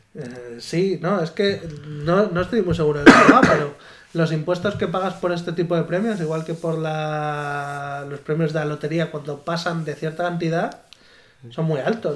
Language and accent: Spanish; Talayuela, Extremadura, Spain; moved away as an adult; now in Valladolid, Spain; Yo con diecisiete años vivía en Talayuela, ¿no? En mi pueblo, que está en Cáceres